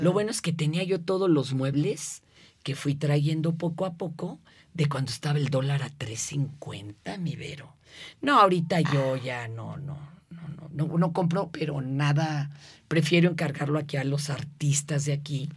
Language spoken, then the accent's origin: Spanish; Mexico City, Mexico; also born or lived in Izcalli Chamapa, State of Mexico; Yo vivía hasta Izcalichamapa